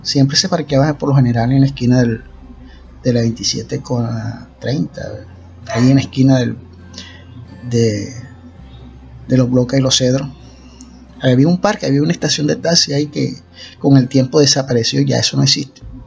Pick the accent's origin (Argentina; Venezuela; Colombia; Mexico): Colombia; Costeño, Caribbean coast; cómo somos nosotros los costeños